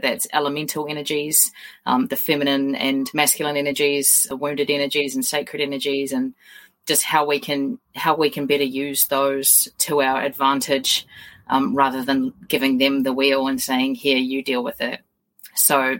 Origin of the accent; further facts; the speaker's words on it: New Zealand; I'm a New Zealander